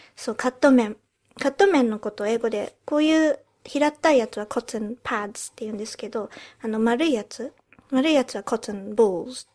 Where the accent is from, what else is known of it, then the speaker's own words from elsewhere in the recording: United Kingdom; also born or lived in Japan; 日本生まれイギリス育ちの私たちがロンドンからお送りする